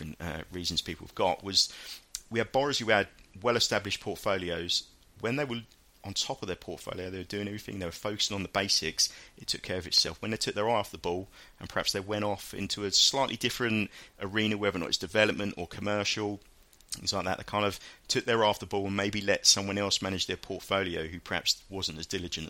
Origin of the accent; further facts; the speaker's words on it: Hastings, South East England, United Kingdom; when I grew up down in Hastings, there was no real football teams down